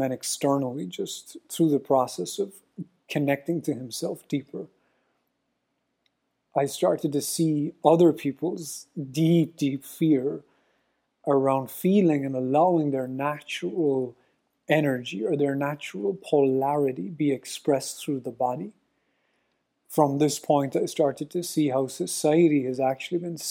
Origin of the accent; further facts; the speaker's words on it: Ireland; I'm Irish